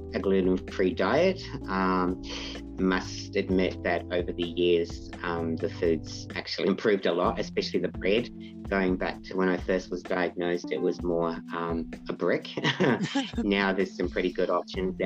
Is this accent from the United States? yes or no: no; Papamoa, Bay of Plenty, New Zealand; moved away as an adult; also born or lived in Perth, Western Australia; now in Australia; I'm originally from New Zealand, from Papamoa, grew up there.